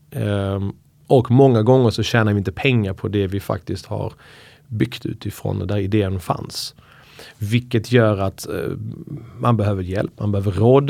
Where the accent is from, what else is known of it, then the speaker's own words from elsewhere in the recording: Skåne, Sweden; moved away; also born or lived in Iran / Uppsala; Skånepåg. Eh, flyttade till Uppsala och pluggade juridik och eh, kom ursprungligen från Iran